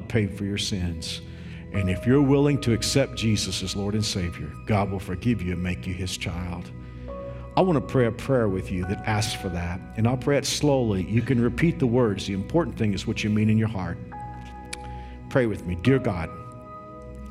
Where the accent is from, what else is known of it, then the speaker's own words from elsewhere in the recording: Fort Worth, Texas, United States; When I was a kid growing up in Fort Worth, you know, I grew up in a traditional church